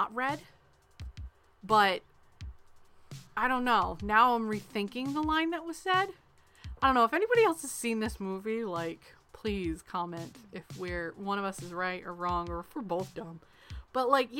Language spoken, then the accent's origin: English; Northeast, United States; we're from the Northeast